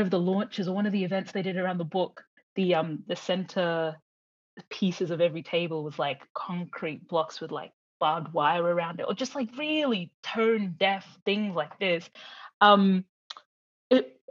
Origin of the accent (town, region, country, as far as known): Brisbane, Queensland, Australia; born or raised there